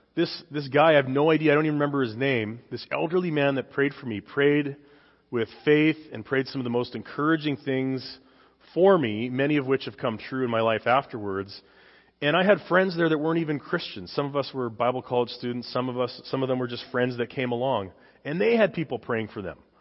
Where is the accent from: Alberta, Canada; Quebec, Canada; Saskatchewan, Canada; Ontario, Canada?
Saskatchewan, Canada; moved away; I came from Canada. I'm a dual citizen now, but I came from Canada.